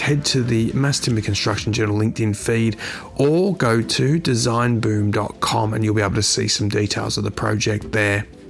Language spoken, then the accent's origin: English; Australia; my home country of Australia